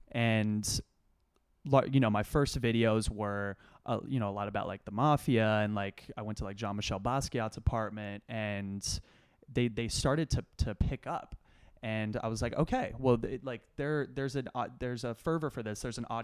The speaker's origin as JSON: {"language": "English", "town": "Los Angeles", "region": "California", "country": "United States", "tie": "born or raised there", "said": "Simple story. I grew up on Roxbury Street in Los Angeles."}